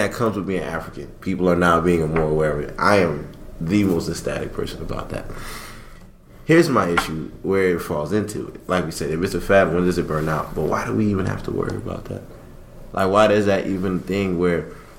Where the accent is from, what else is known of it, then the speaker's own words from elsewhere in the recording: Haiti; moved away; also born or lived in Miami; I grew up in my culture. I grew up in Haiti. I live in Miami. Lived in Miami. We're all Haitian